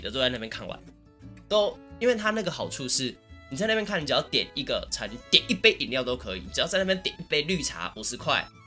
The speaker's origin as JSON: {"language": "Chinese", "town": "Taichung", "country": "Taiwan", "said": "我虽然是台中人嘛"}